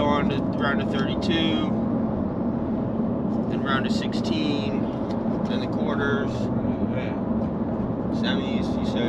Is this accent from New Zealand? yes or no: no; Myrtle Beach, South Carolina, United States; now in Florida, United States; I grew up in East Myrtle Beach, like 3 hours north of here.